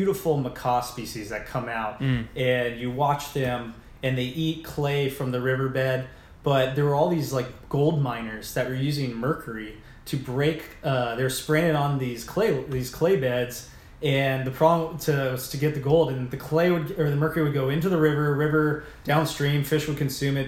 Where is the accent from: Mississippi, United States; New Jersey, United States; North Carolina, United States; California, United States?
California, United States; Orange County; the bubble I grew up in Orange County